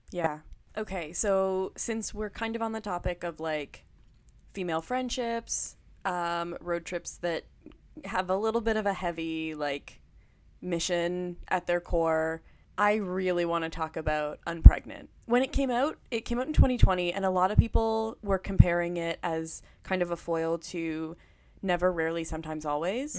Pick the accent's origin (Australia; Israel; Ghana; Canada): Canada; Ottawa, Ontario; I grew up in Ottawa